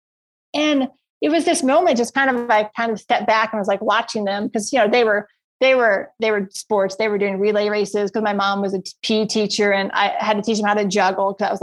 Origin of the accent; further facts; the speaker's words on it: Virginia, United States; moved away as an adult; now in Colorado, United States; I grew up my entire life, 30 years, born and raised in Virginia